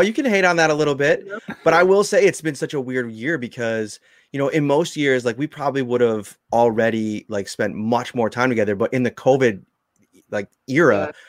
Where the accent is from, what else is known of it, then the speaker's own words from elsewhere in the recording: Buffalo, New York, United States; growing up in Buffalo